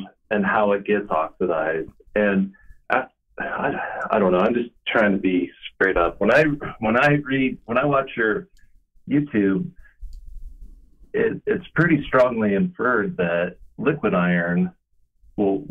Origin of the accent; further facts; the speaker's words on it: Salt Lake City, Utah, United States; I'm from Salt Lake City, Utah.